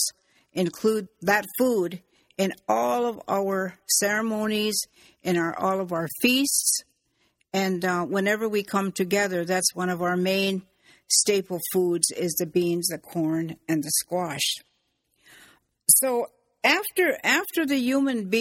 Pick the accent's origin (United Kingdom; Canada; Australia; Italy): Canada; Six Nations, Ontario; I'm from the Mohawk Nation, from the Turtle Clan